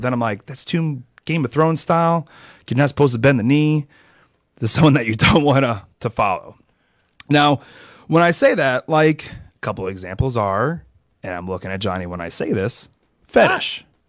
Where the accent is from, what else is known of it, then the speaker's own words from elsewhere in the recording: Philadelphia, Pennsylvania, United States; I'm from Philadelphia.